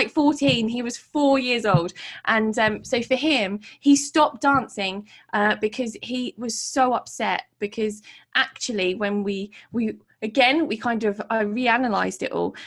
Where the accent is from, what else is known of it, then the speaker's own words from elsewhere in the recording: Portsmouth, South East England, United Kingdom; my city, which is my hometown in Portsmouth